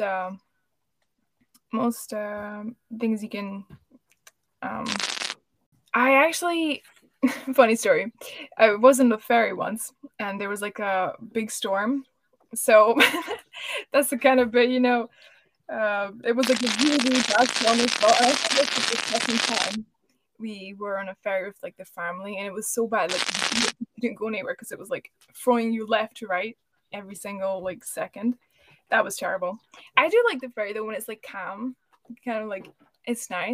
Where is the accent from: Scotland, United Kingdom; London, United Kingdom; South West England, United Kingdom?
Scotland, United Kingdom; also born or lived in Hungary; I'm actually Hungarian, but I grew up in Scotland. We moved here when I was 5